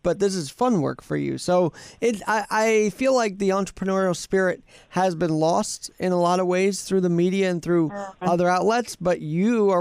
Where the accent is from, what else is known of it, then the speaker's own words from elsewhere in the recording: New York City, New York, United States; I'm a New Yorker at heart. Like, I was born and raised here, and I've lived here for 27 years.